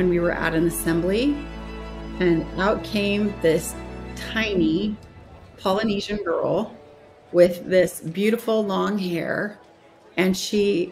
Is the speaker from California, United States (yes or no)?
no; Orem, Utah, United States; I'm from Orem, Utah.